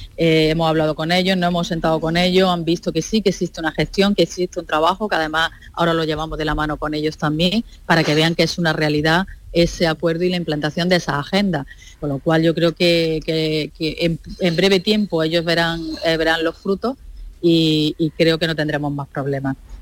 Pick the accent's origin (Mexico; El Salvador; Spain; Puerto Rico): Spain; Andalusia; nosotros como andaluces